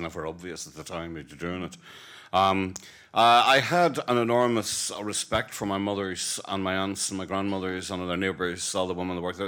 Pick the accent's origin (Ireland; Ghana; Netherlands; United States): Ireland; as an Irishman who passionately believes in the peaceful, negotiated re-, reunion of our country